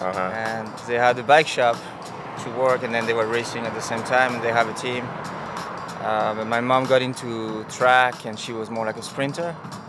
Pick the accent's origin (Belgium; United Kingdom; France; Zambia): Belgium; now in Las Vegas, United States; Born in Belgium in the 70s. That's how old I am.